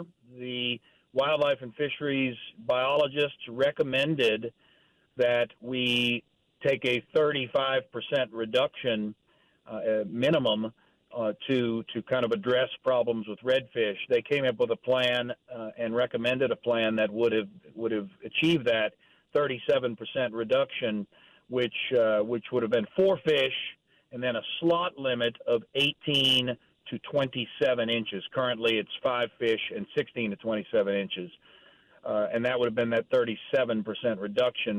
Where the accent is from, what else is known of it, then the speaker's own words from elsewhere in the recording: Delacroix and Hopedale, Louisiana, United States; I grew up fishing them in Delacroix and Hopedale